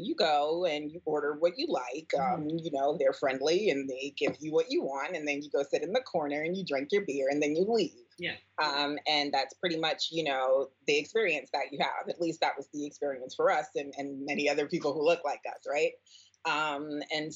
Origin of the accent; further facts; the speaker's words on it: New York City, New York, United States; Born and raised in the Bronx